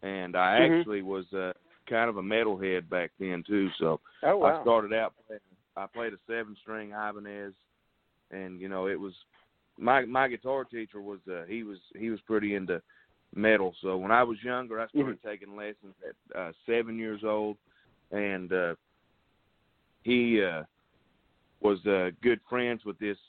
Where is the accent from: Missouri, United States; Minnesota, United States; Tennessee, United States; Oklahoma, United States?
Tennessee, United States; Tazewell; I'm from Tazewell, Tennessee